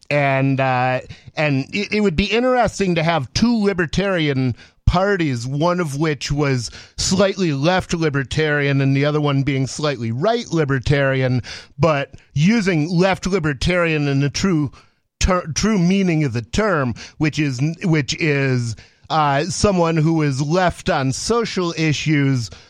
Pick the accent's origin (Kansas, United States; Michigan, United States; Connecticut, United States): Michigan, United States; Ann Arbor; I grew up in Ann Arbor, Michigan